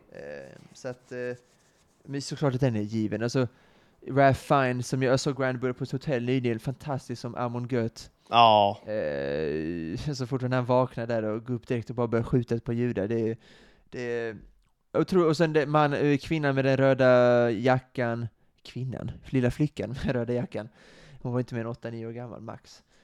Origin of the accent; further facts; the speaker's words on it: Sweden; vårt land